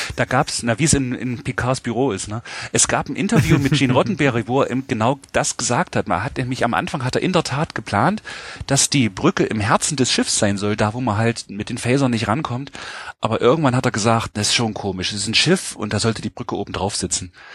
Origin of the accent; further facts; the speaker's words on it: Halle, Saxony-Anhalt, Germany; now in Jena, Germany; ich komme wie gesagt aus Hallander Saale, es ist in Sachsen-Anhalt, Ostdeutschland